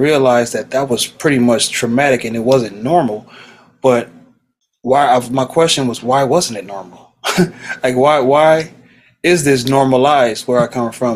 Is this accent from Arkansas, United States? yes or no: no; Los Angeles, California, United States; born and raised in South Central LA.